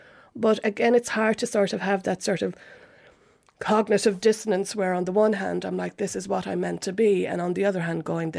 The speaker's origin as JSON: {"language": "English", "town": "Cork", "region": "Munster", "country": "Ireland", "also_born_or_lived": "Manchester, United Kingdom", "moved": "as an adult", "lives_now": "London, United Kingdom", "said": "I'm from Cork."}